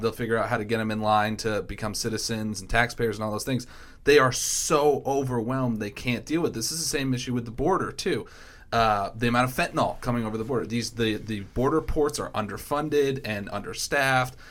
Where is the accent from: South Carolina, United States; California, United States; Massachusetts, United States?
Massachusetts, United States; moved away; Dylan Fernandez, who's actually the state rep in Massachusetts who covers my hometown